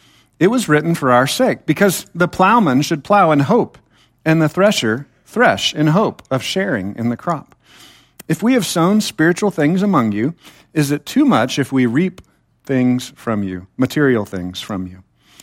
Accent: Temple, Texas, United States; I was taught in the church that I was raised in Temple, Texas, not too far from here, kind of a dangerous place, be careful, but it's not too far away.

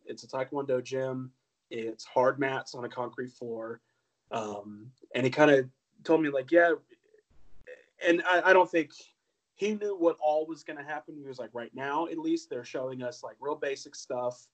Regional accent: Ocala, Florida, United States; grew up in Ocala, Florida

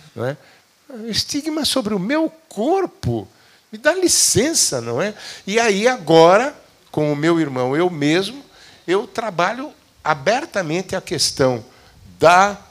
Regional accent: Brazil; perguntou de onde é que a gente era, disse do Brasil

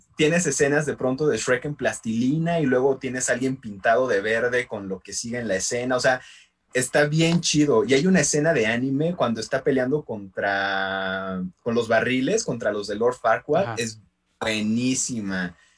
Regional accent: San Andrés Tetepilco, Mexico City, Mexico; aquí en, este, en, mi pueblo, en San Andrés de Tepilco

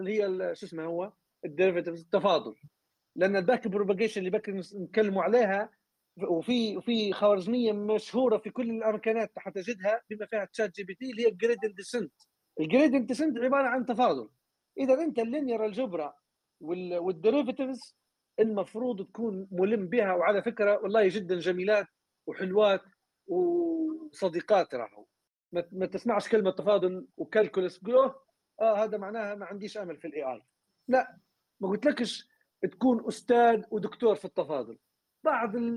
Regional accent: Libya; moved away; قطاع النفط عندنا في ليبيا

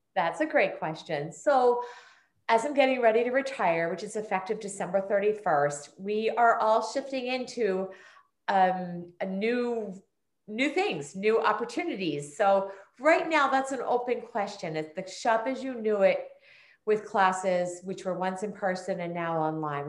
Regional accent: Prospect Park, Pennsylvania, United States; also born or lived in Norwood, Pennsylvania; I was actually born in Norwood, and for those of us who live in the neighborhood, I say I was born and raised in Prospect Park.

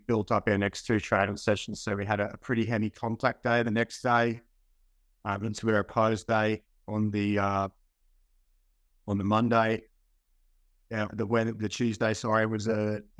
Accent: Central Queensland, Australia; moved away as an adult; also born or lived in United States; living in Central Queensland, growing up in Central Queensland

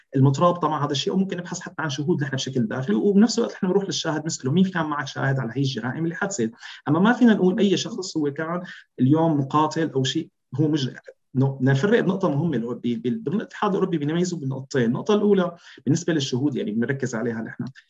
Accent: Syria; first language Arabic; moved away as an adult; نحن كشهود كسوريين

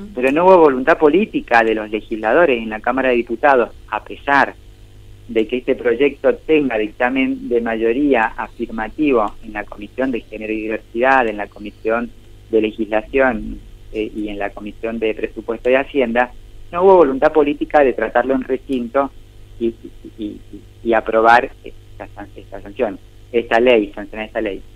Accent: Maipú, Mendoza, Argentina; Yo nací aquí en Maipú, en Mendoza, en Argentina

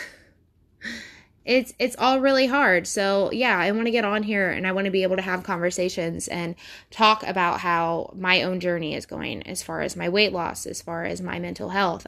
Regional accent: Ohio, United States; I'm from Ohio.

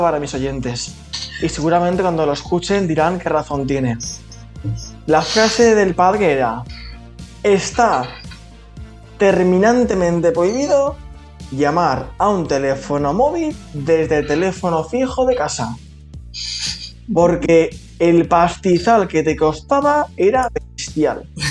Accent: Valencia, Valencian Community, Spain; somos de Valencia, trabajaba en Valencia

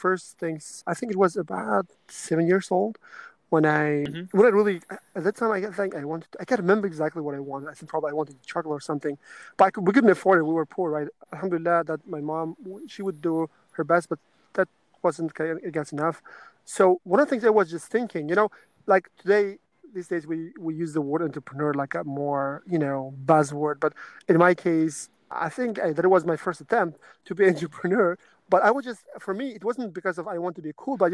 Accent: Karshi, Qashqadaryo Region, Uzbekistan; moved away as an adult; also born or lived in Denmark; I was born in Uzbekistan

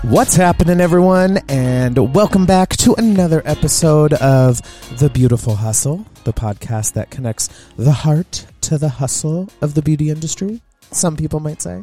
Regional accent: Southern California, United States; now in Montana, United States; Growing up in Southern California

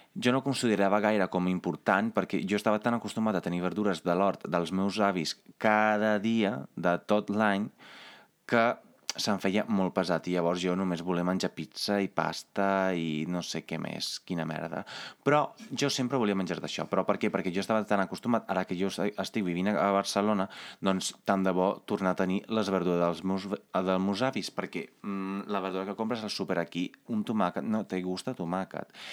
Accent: Carmignano di Brenta, Veneto, Italy; moved away; jo sóc italià, jo vinc d'un poble que es diu Carmignano di Brenta i que es troba uns eh, 70 quilòmetres més o menys a l'interior del Veneto

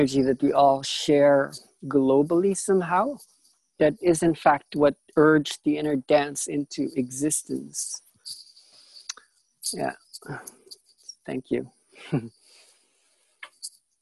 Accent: Philippines; I come from a different energetic signature being from the Philippines

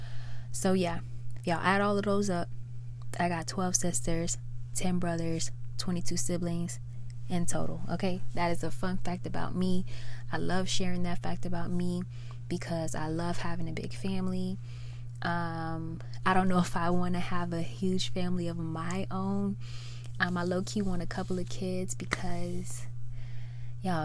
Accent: Chicago, Illinois, United States; moved away; I was born and raised in Chicago, Illinois, the south side of Chicago, Illinois

